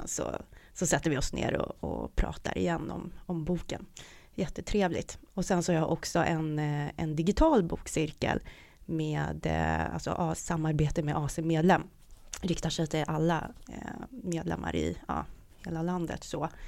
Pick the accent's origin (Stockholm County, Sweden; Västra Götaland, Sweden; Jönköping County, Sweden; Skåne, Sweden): Stockholm County, Sweden; Stockholm; Ja, det var, det var i Stockholm på Söder. Mm. Uh, och uh, ja, så jag är en sån här söderböna. Uh, och jag bor, jag bor på Söder nu också.